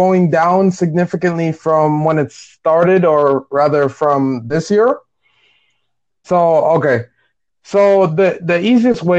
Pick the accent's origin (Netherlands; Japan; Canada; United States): United States; New York; I am from New York